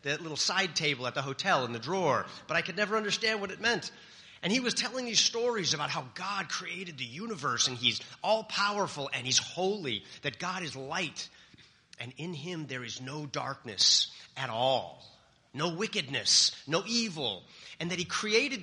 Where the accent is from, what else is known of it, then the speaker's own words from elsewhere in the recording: California, United States; I'm from California, the land of fruits and nuts